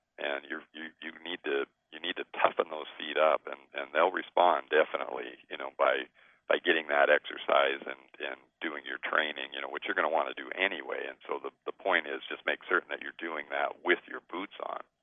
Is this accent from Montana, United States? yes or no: yes; Great Falls, Montana, United States; I was basically born and raised in in Montana. I come from Great Falls